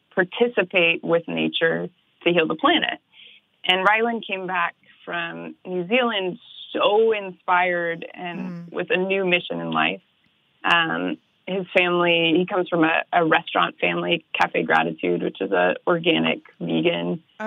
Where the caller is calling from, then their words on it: Los Angeles, California, United States; I'm in Los Angeles. That's where we're based.